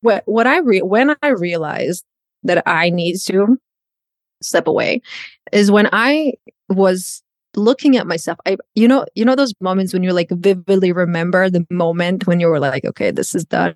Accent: Croatia; English is a second language; moved away as an adult; now in United States; I'm a born and raised in Croatia

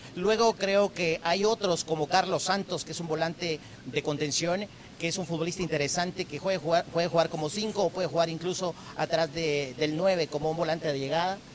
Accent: Guatemala; aquí en mi país

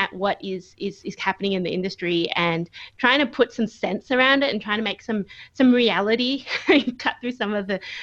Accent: Australia; moved away as an adult; now in Michigan, United States; I am an Australian who is currently living in Michigan, USA, which means that I haven't been home for over a year

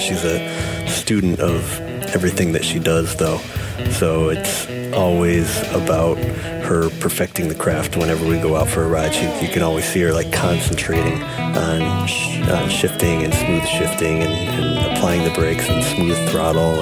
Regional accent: Springfield, United States; I was born in Springfield.

